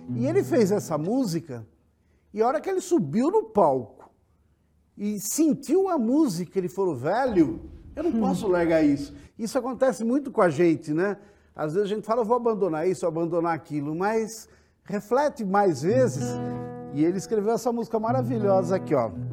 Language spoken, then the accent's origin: Portuguese; São Carlos, São Paulo, Brazil; lá em São Carlos, eu sou de São Carlos, eu escolhi engenharia